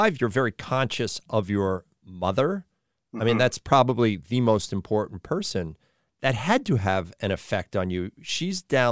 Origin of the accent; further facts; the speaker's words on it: Long Island, New York, United States; I'm from Long Island